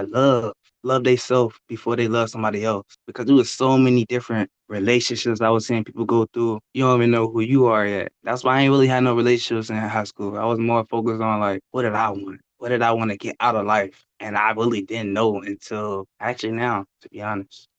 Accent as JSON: {"language": "English", "town": "Richmond", "region": "Virginia", "country": "United States", "tie": "born or raised there", "said": "I'm from Richmond, Virginia. Gotta represent 804"}